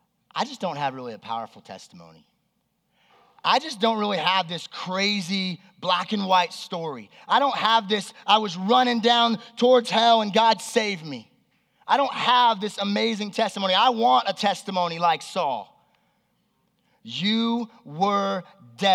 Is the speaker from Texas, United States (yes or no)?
no; Las Vegas, Nevada, United States; also born or lived in Southern California; When I was 7 years old, my family moved here. And I grew up here in Las Vegas